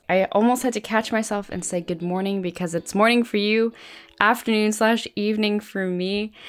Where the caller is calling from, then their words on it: Canada; As many listeners know, I'm coming in from Canada.